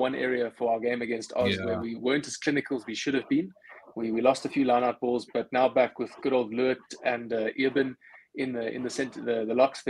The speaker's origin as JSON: {"language": "English", "country": "South Africa", "said": "as a South African"}